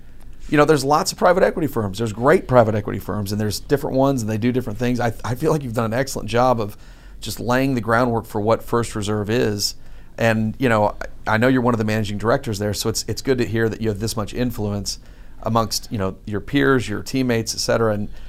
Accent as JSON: {"language": "English", "town": "Trophy Club", "region": "Texas", "country": "United States", "tie": "born or raised there", "also_born_or_lived": "Longview, Texas / Dallas, Texas", "moved": "as an adult", "lives_now": "Houston, United States", "said": "I was born in Longview, raised in Dallas."}